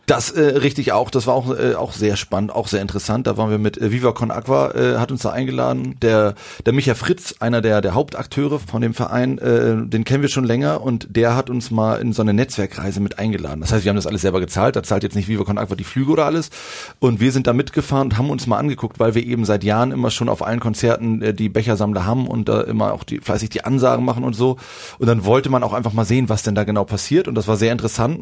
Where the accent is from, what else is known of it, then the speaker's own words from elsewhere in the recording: Schwarzenbek, Schleswig-Holstein, Germany; moved away as an adult; also born or lived in Hamburg; now in Berlin, Germany; wir kommen alle drei ursprünglich aus der Vorstadt hier von äh, Hamburg, aus Schwarzenbeek